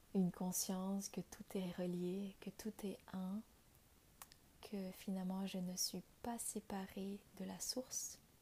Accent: Vietnam; moved away; J'ai grandi au Vietnam, je suis née au Vietnam

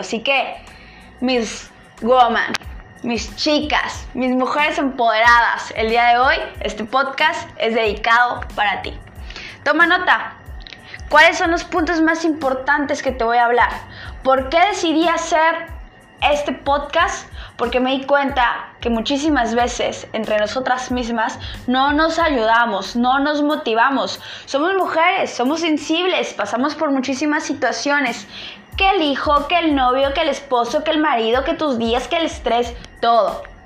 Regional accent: State of Mexico, Mexico; yo soy nacida en el Estado de México, estudié hasta la preparatoria en el Estado de México

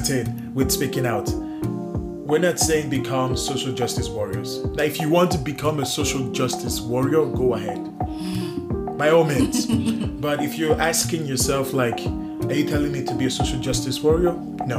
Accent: Nigeria; now in Canada; I'm Nigerian also

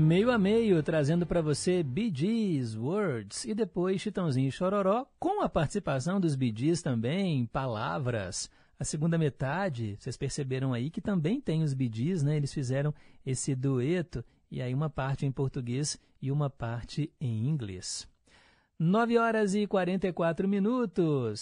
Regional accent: Milionários, Barreiro, Minas Gerais, Brazil; Morava lá no meu bairro, lá no Milionários, no Barreiro

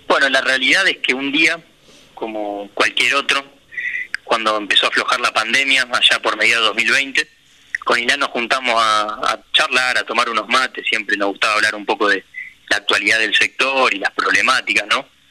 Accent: Rosario, Santa Fe, Argentina; Nosotros somos los dos rosarinos.

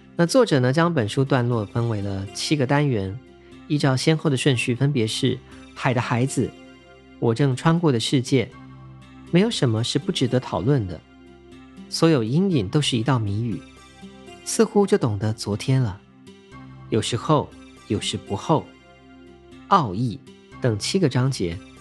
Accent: Taiwan; 我身为一个土生土长的台湾岛屿的居民，从小所见的环境呢，大概就是椰林或者是海洋、山峦等等

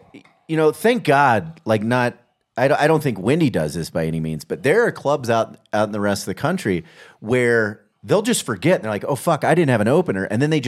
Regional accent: Kansas City, United States; I grew up in Kansas City.

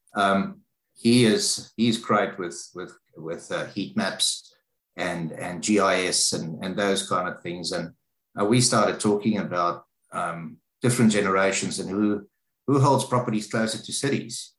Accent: South Africa; moved away as an adult; now in Australia; I'm a South African um, from you know, so I grew up in South Africa. I've spent almost 39 years of my life in South Africa.

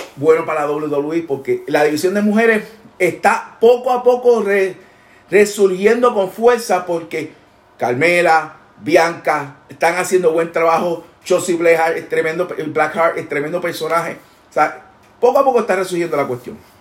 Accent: Puerto Rico; de allá somos, allá representamos

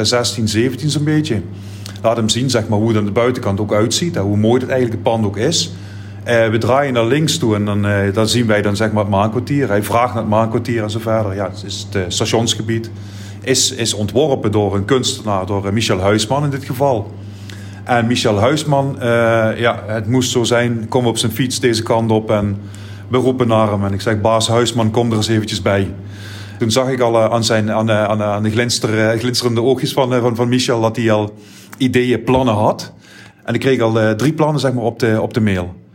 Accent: Heerlen, Limburg, Netherlands; Ik ben in de Passer ben ik opgegroeid

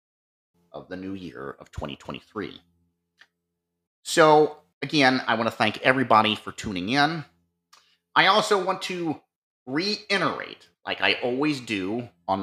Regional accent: Ohio, United States; here in my home state of Ohio

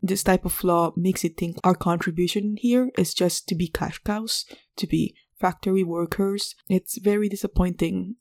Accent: Philippines; now in Quebec, Canada; I'm Filipino

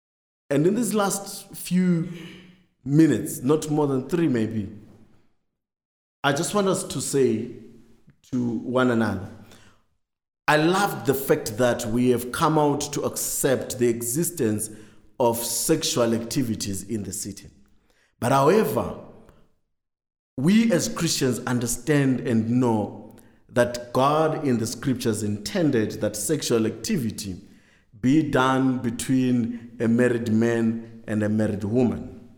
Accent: Harare, Zimbabwe; we find ourselves in as young people growing up in Harare, growing up in big, busy cities.

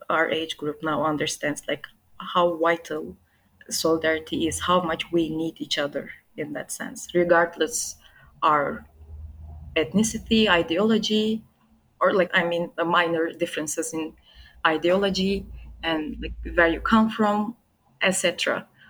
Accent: Turkey; also born or lived in Istanbul; I'm 25 and I'm from Turkey. I live in Istanbul

